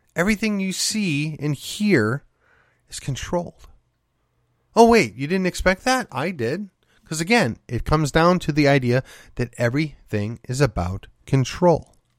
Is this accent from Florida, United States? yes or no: no; Milwaukee, Wisconsin, United States; moved away; I grew up in the city of Milwaukee, or I, I shouldn't say that, just outside of the city of Milwaukee